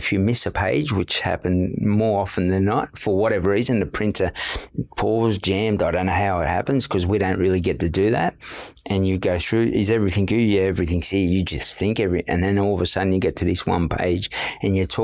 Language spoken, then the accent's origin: English; Sydney, New South Wales, Australia; growing up in Redfern